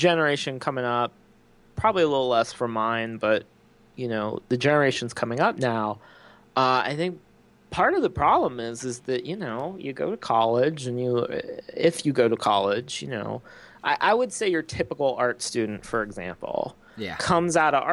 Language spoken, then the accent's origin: English; Circleville, Ohio, United States; now in Austin, United States; I grew up in Ohio